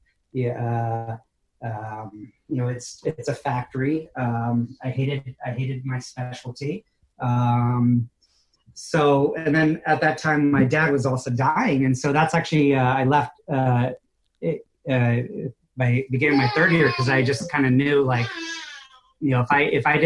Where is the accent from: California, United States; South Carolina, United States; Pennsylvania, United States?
California, United States; moved away; also born or lived in New York / Caribou, Maine; I'm originally born and raised in California